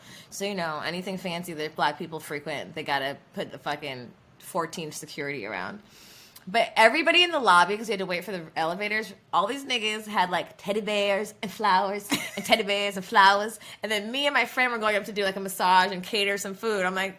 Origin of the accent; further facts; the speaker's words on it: Jamaica; On Valentine's Day, because I'm a Jamaican, I did a couple's massage